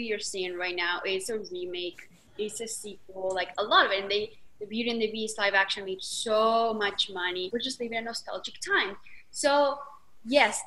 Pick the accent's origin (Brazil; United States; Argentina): Argentina; I'm from Argentina. You can tell by this accent.